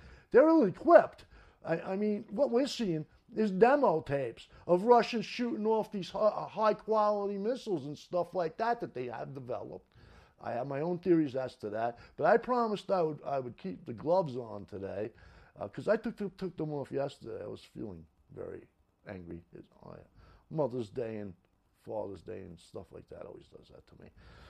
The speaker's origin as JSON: {"language": "English", "town": "New York City", "region": "New York", "country": "United States", "said": "I'm just so American, man. I'm from Brooklyn. What can I do? Can't help myself. I'm from Brooklyn."}